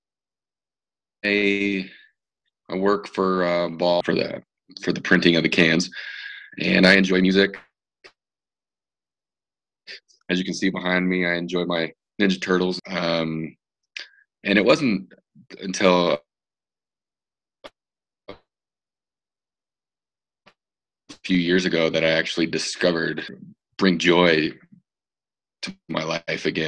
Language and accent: English; Denver, Colorado, United States; I've been here my whole life